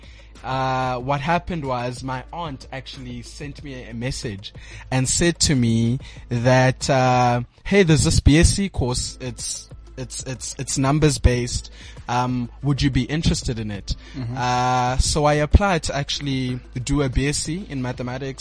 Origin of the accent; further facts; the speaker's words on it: Port Elizabeth, Eastern Cape, South Africa; now in Johannesburg, South Africa; I am originally from Port Elizabeth. I currently reside here in Johannesburg